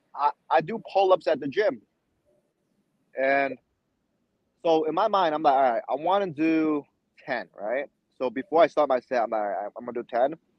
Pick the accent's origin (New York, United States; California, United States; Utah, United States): New York, United States; New York City; also born or lived in China; I immigrated to New York City from China when I was six years old. Went to middle school, high school here